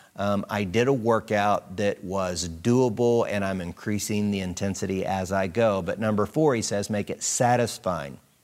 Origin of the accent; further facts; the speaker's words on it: United States; growing up in America